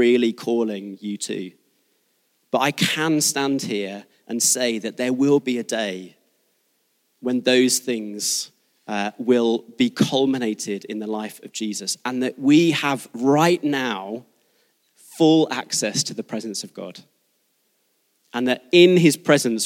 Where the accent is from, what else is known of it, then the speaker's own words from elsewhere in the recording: Devon, South West England, United Kingdom; moved away; I was born in Devon